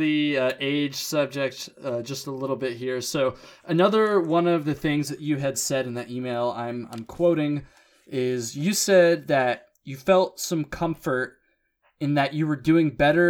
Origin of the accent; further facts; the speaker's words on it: Vermont, United States; I'm born and raised in Vermont